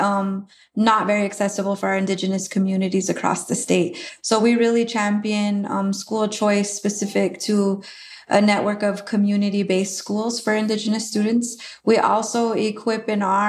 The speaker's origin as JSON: {"language": "English", "town": "Rocky Ford", "region": "South Dakota", "country": "United States", "tie": "born or raised there", "said": "I grew up on the Pine Ridge Indian Reservation in a small community called Rocky Ford."}